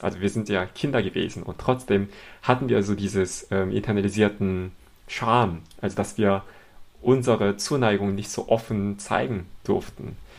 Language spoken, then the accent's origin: German; Seoul, South Korea; German is a second language; moved away as an adult; now in Cologne, Germany; Ich komme aus Seoul, Südkorea und ich lebe in Köln jetzt seit elf Jahren.